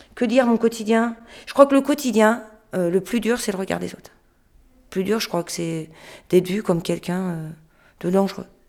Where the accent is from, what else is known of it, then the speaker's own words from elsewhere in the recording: France; Je suis française